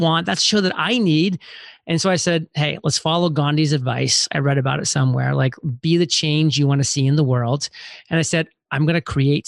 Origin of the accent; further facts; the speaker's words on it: Maine, United States; moved away as an adult; I'm from Maine, very small, tiny town, spent the first 18 years there